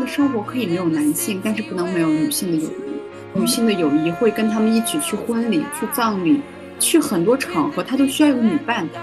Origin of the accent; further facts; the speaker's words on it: Xinjiang, China; Chinese is a second language; now in Beijing, China; 我也会有一部分是比较思念家乡的。当然，嗯，可能近期也不会说想要回到新疆吧，但我觉得我跟我故嗯。乡的这种连接应该是不会断的